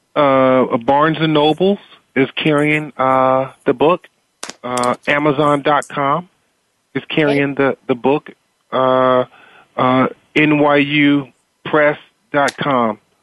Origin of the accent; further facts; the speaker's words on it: Eastern North Carolina, United States; growing up in Eastern North Carolina, uh, in a very socially and economically deprived area